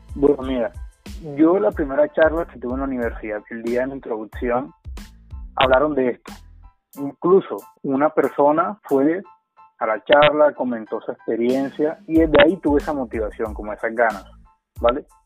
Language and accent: Spanish; Colombia; yo soy estudiante de intercambio, que soy de Colombia